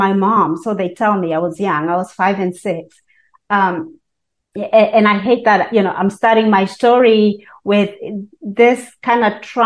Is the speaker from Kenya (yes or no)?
yes; Kenya; now in United States; I was born and raised in Kenya and moved to this country, the United States of America